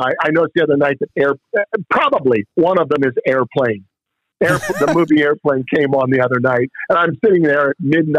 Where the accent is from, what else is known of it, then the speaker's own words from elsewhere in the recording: Upper Sandusky, Ohio, United States; also born or lived in Columbus; my hometown of Upper Sandusky